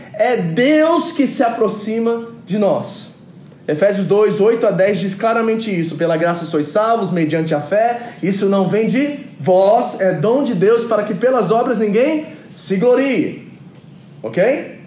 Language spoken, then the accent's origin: Portuguese; New Jersey, United States; moved away; em Nova Jersey, onde que eu fui criado, nos Estados Unidos